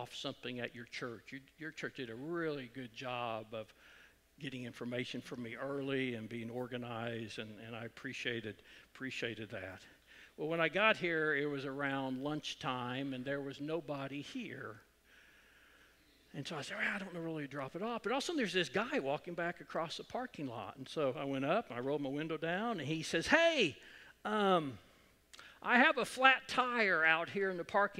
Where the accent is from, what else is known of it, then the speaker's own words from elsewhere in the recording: Edmond, Oklahoma, United States; I grew up in Edmond when Deer Creek was a Class B school